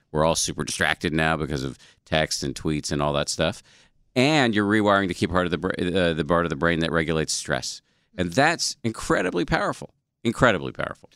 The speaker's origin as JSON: {"language": "English", "region": "Massachusetts", "country": "United States", "tie": "born or raised there"}